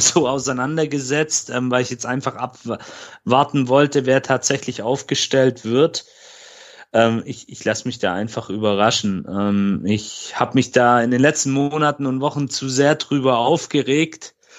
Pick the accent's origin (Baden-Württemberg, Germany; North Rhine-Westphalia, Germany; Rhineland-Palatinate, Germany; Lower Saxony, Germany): Baden-Württemberg, Germany; Böblingen; hier in meiner Heimatstadt in Böblingen